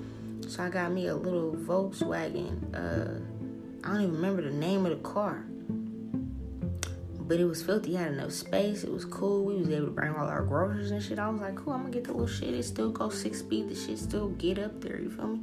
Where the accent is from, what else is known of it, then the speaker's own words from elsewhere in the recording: New Orleans, Louisiana, United States; You're from Cali and I'm from New Orleans, bitch.